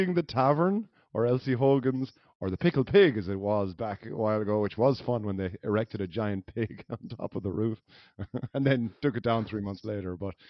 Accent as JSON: {"language": "English", "country": "Ireland", "said": "Is that now us being two Irish people?"}